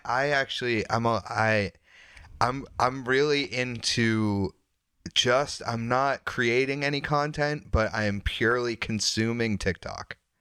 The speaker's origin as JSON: {"language": "English", "town": "Wilmington", "region": "Massachusetts", "country": "United States", "tie": "born or raised there", "also_born_or_lived": "Derry, New Hampshire", "moved": "yes", "lives_now": "Portland", "said": "I grew up in Wilmington"}